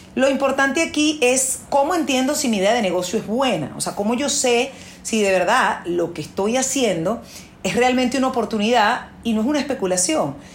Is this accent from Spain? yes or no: no; Venezuela; la crisis que hubo en mi país, porque yo soy venezolana